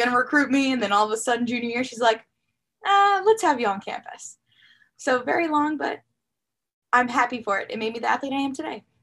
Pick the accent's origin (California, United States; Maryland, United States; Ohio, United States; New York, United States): Maryland, United States; Glenelg; I grew up in Western Howard County, Glenelg, Maryland